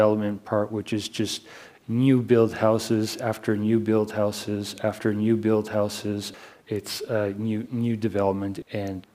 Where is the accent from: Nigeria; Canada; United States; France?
Canada; moved away; I'm Canadian.